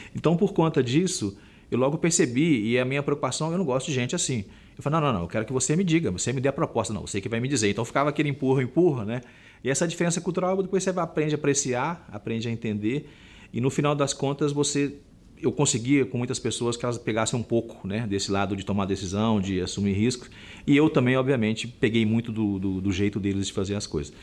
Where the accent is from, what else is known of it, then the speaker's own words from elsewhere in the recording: Minas Gerais, Brazil; como bom mineiro que eu sou